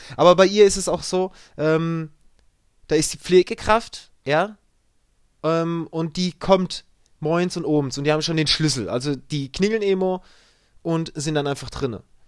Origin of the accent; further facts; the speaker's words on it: Germany; Wir haben hier einige bei uns in Deutschland